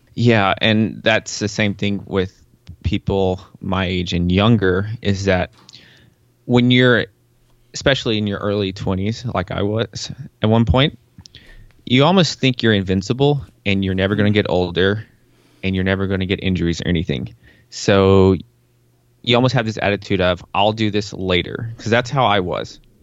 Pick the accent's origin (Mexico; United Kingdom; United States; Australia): United States; Tennessee; I was born in Tennessee